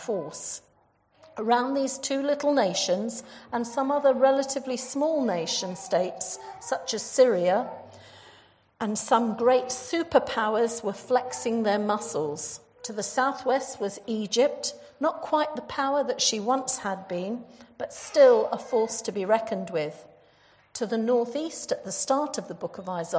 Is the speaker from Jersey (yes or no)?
yes; Jersey; moved away; I come from Jersey in the Channel Islands.